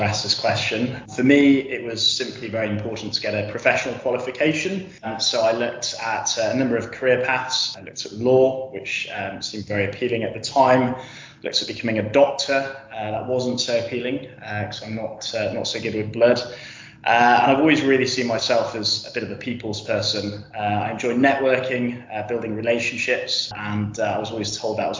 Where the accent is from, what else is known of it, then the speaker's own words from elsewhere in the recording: Yorkshire and the Humber, United Kingdom; I'm originally from North Yorkshire